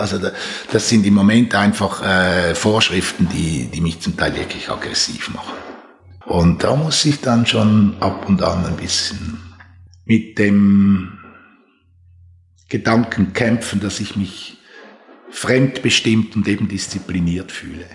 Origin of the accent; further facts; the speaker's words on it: Switzerland; Bin selber in einem Haus aufgewachsen, das mit einer großen architektonischen Ernsthaftigkeit gebaut wurde. Es war das erste Haus von Eduard Neuenschwander, als er nach seinen Jahren bei Alvar Alto in die Schweiz zurückgekommen ist, hat er für meine Eltern sein erstes Haus gebaut